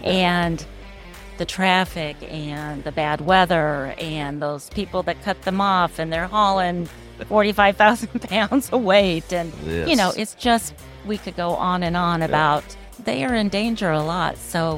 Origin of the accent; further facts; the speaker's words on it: Platte City, Missouri, United States; I'm from Platte City, Missouri, which is it's in Kansas City in the up north right by the airport.